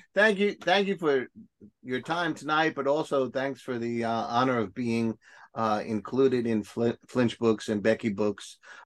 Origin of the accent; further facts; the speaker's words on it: Toledo, Ohio, United States; born there; No, I was born in Toledo. The Bronx Avenue. It's the south side of Toledo.